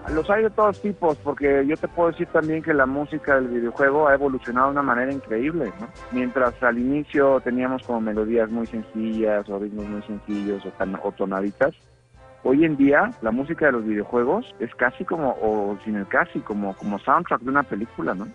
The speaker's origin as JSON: {"language": "Spanish", "town": "Texcoco", "region": "State of Mexico", "country": "Mexico", "also_born_or_lived": "Milan, Italy", "said": "en la provincia mexicana, en Texcoco, de donde yo soy"}